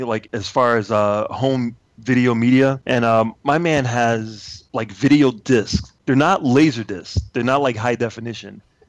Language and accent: English; Chicago, Illinois, United States; I grew up in Chicago